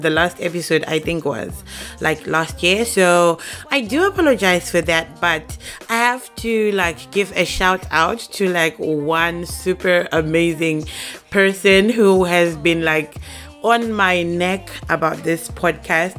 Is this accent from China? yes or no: no; Zimbabwe; now in Japan; I am a young lady based in Japan. I'm originally from Zimbabwe